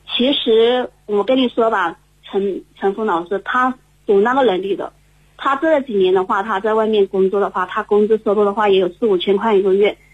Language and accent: Chinese; Hengyang, Hunan, China; 我来自湖南衡阳，湖南衡阳的